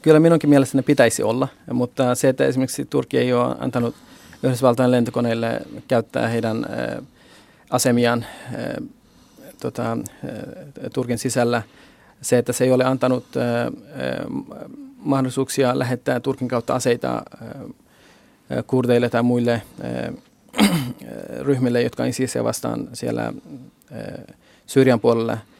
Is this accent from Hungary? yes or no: no; Urmia, West Azerbaijan, Iran; now in Finland; olen Itä-Kurdistanista, Urmian kaupungista ja Itä-Kurdistan on tällä hetkellä Iranin, eh, hallinnassa